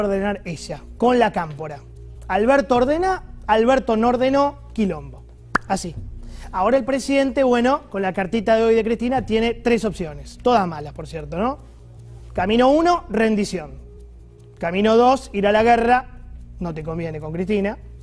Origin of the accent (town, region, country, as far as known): Argentina